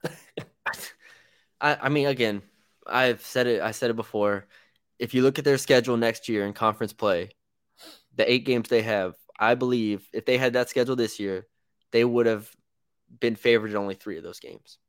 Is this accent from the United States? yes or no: yes; San Antonio, Texas, United States; I am from San Antonio